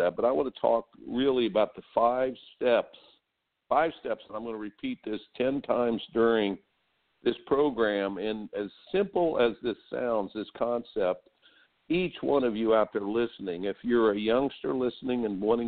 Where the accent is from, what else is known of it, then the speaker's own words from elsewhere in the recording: Indiana, United States; I grew up in Indiana